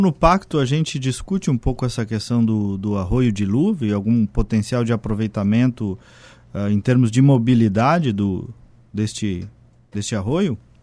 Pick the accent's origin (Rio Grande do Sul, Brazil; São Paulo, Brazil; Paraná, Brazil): Rio Grande do Sul, Brazil; Casca; also born or lived in Porto Alegre metropolitan region; now in Porto Alegre, Brazil; vim de Casca lá, né? Um município com 8 mil habitantes